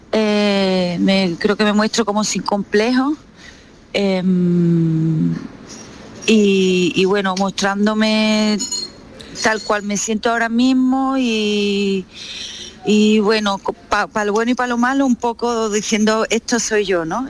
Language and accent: Spanish; Jimena de la Frontera, Andalusia, Spain; now in Seville, Spain; Jimena de la Frontera, que es mi pueblo